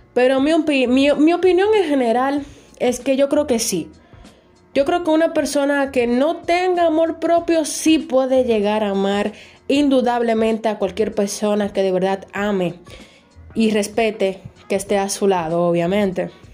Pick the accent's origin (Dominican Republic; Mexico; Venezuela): Dominican Republic; aquí en mi país, República Dominicana